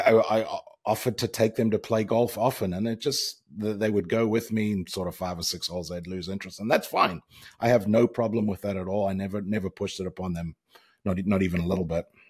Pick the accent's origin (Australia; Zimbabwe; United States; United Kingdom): Zimbabwe; moved away as an adult; also born or lived in Virginia Tech / Charlotte area; We grew up in, obviously, in Zimbabwe